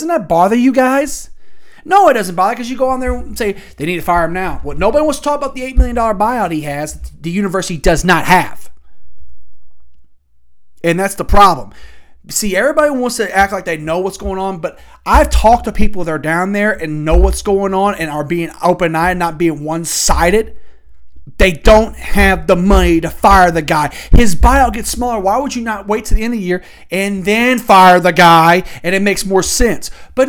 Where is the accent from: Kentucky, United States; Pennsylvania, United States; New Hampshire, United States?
Kentucky, United States; Louisville; I'm from the West End of Louisville